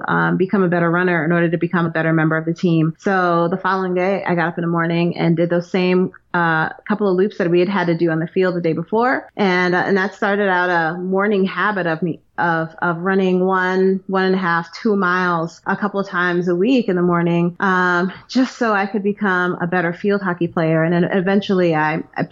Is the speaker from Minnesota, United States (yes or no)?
no; New York City, New York, United States; moved away as an adult; also born or lived in Maryland / New Jersey; now in Raven Gap, United States; I'm originally from New York, from Brooklyn, New York